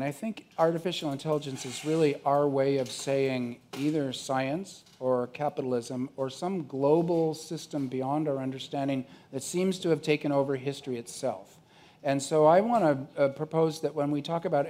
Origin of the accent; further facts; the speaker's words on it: Orange County, California, United States; I grew up in Orange County to a blue diaper baby